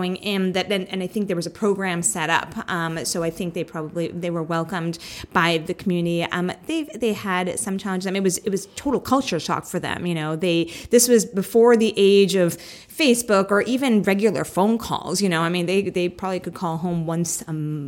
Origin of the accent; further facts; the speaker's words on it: New York City, New York, United States; I was born and raised in Staten Island, New York, which is a pretty conservative area of New York City